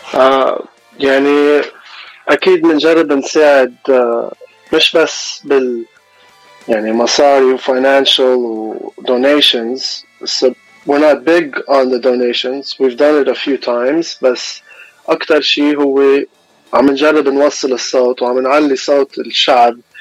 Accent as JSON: {"language": "Arabic", "town": "Los Angeles", "region": "California", "country": "United States", "also_born_or_lived": "Mount Lebanon, Lebanon", "said": "أنا من لوس أنجلوس كاليفورنيا إلي إلي 26 سنة عايش هوني وعشت شوي بلبنان بالجبل"}